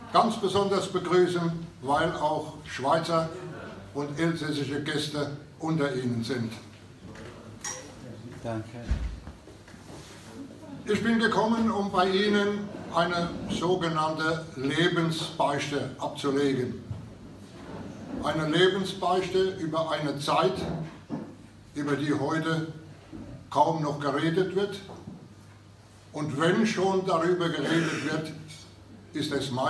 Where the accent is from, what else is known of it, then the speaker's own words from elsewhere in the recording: Kaiserslautern, Rhineland-Palatinate, Germany; gerade bei uns in Kaiserslautern herrschte auch noch die Besatzung